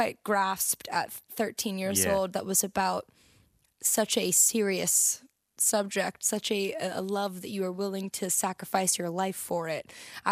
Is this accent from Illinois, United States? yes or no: no; New Jersey, United States; moved away; I'm from New Jersey